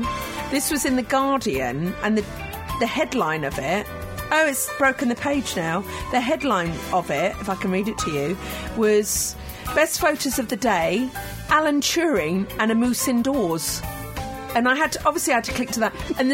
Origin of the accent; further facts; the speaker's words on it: Scotland, United Kingdom; But it's the one and only time being Scottish.